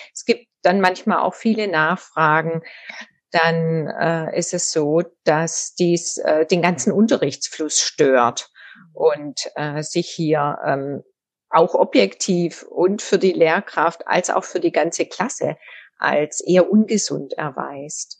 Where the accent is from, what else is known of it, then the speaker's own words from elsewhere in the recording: Southern Germany, Germany; moved away as an adult; also born or lived in Tübingen / North Rhine-Westphalia; now in Düsseldorf, Germany; ich komme aus Süddeutschland